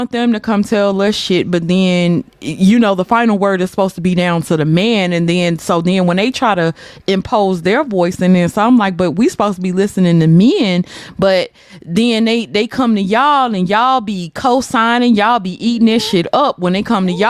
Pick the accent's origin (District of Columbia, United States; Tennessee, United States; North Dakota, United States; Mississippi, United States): Mississippi, United States; I'm from Mississippi.